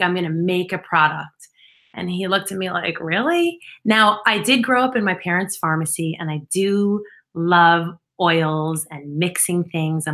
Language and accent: English; East Northport, New York, United States; I grew up on Long Island in East Northport